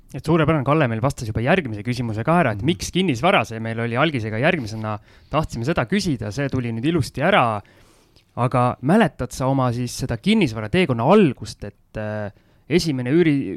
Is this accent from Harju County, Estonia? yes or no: yes; Tallinn, Harju County, Estonia; mina Tallinna poisina õppisin soome keele üle TV-d vaadates ära